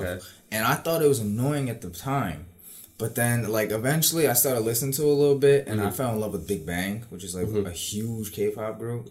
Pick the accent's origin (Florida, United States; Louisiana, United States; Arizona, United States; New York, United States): New York, United States; New York City; now in Lynbrook, United States; I may have moved to Long Island, but I still, you know, I, yeah, I still fucks with Queens